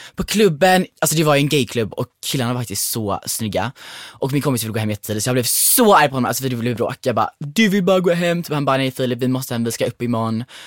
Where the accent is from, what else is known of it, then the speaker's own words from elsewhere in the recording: Kullavik, Halland County, Sweden; jag var med mina kompisar hemma i Kullavik